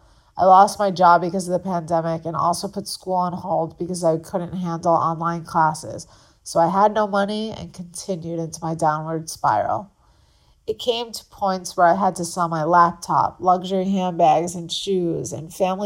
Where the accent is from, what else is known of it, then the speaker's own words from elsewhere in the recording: Long Island, New York, United States; moved away as an adult; now in Florida, United States; I grew up on Long Island